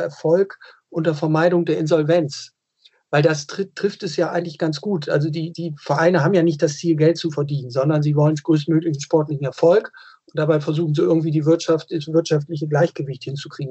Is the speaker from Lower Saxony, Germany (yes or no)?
no; Bremen, Germany; ich bin gebürtiger Bremer